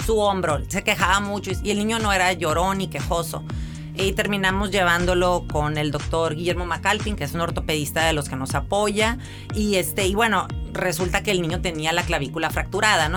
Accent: Mexicali, Baja California, Mexico; Yo soy originaria de aquí de Mexicali, 100% cachanilla

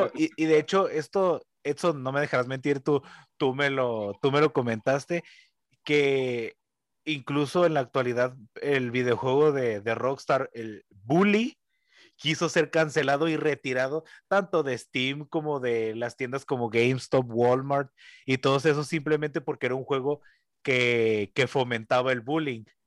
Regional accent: Mexico; los que somos nosotros los mexicanos

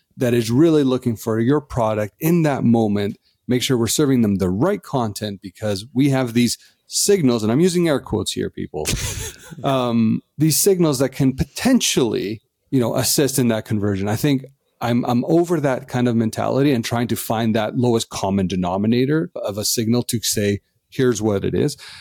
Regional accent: Canada; as Canadians

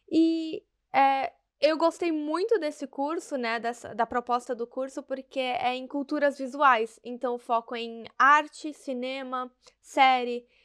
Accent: Salvador, Bahia, Brazil; moved away as an adult; also born or lived in São Paulo; sou nordestina, não tenho mais o sotaque, mas eu nasci em Salvador, na Bahia, morei lá até o que, uns nove anos, depois eu me mudei para São Paulo

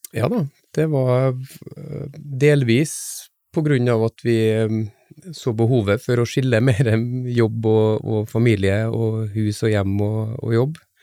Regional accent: Frei, Møre og Romsdal, Norway; also born or lived in Oslo / Trondheim; now in Stord, Norway; nordmøring uh, fra Frei utenfor Kristiansund

